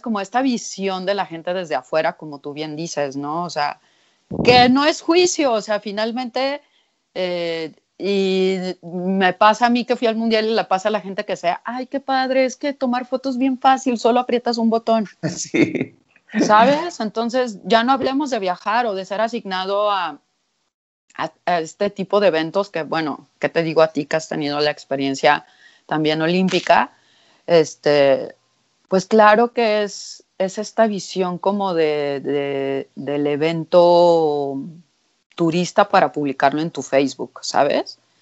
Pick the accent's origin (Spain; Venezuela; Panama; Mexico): Mexico; me decían, ¿de dónde eres? Y yo les decía, de México